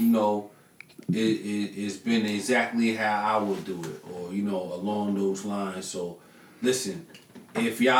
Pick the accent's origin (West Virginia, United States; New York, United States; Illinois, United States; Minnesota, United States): New York, United States; Long Island; moved away; also born or lived in Knoxville, Tennessee; I'm from Long Island. I was born in Long Island